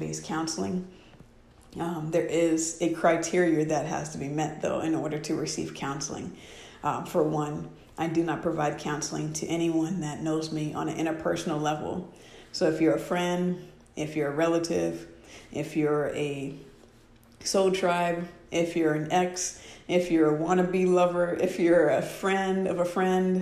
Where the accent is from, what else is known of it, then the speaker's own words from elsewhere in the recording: Washington, United States; moved away; one of my tribe up in Washington State, that is my hometown